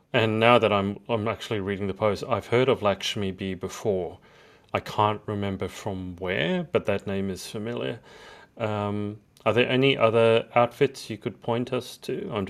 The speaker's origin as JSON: {"language": "English", "country": "Australia", "tie": "born or raised there", "said": "obviously being Asian, but I was born and bred here, so in every way I'm Australian."}